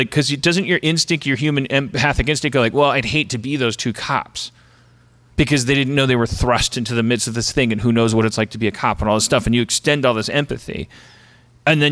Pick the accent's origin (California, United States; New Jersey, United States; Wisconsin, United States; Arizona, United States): Wisconsin, United States; Milwaukee; we're from Milwaukee